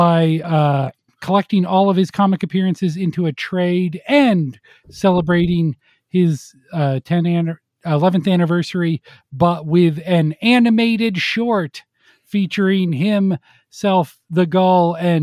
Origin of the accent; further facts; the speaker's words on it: Minnesota, United States; Because like, I'm up there from the Twin Cities area. And so my Utah accent is more of a, you know, what you call an, what do they call that?